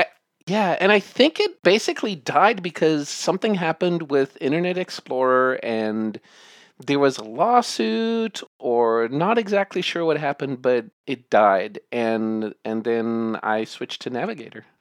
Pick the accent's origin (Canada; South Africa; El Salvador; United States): South Africa; I grew up in South Africa